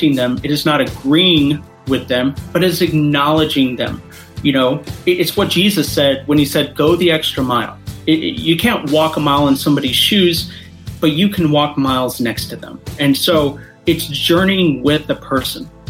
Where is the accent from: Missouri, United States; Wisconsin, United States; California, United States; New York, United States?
Missouri, United States; Kansas City; also born or lived in Columbia, Missouri; I am originally from Kansas City, Columbia, Missouri